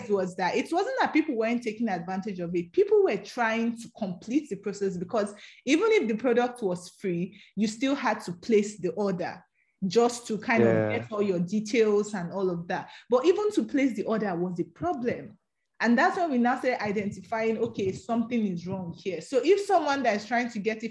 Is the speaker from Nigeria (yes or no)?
yes; Edo, Nigeria; English is a second language; I'm from Edo State